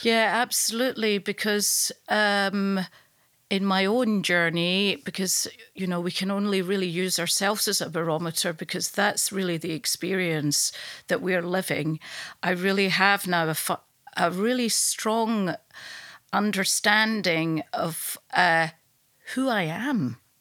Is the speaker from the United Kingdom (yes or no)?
yes; Glasgow, Scotland, United Kingdom; now in London, United Kingdom; I live in London, but I'm from Glasgow